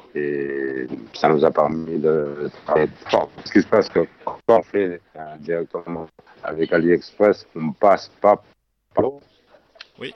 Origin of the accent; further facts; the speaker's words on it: Spain; French is a second language; now in France; je suis espagnol